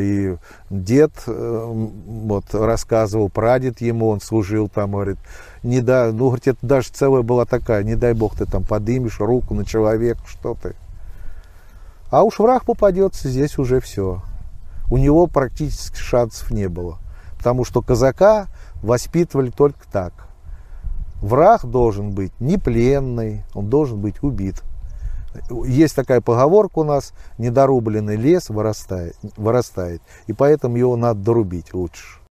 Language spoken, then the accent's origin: Russian; Novoanninsky, Volgograd Oblast, Russia; now in Alekseevskaya, Russia; тут я и родился в Нованинке